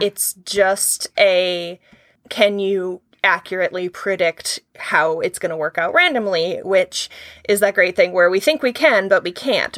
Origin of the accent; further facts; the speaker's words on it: New York, United States; moved away; I'm from New York